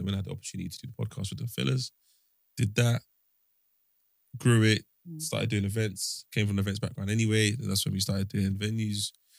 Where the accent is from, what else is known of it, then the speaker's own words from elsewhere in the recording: Nigeria; I'm Nigerian.